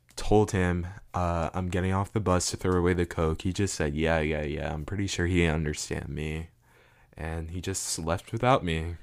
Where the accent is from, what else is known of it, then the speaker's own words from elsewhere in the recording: South Florida, United States; also born or lived in Ghana; I'm from South Florida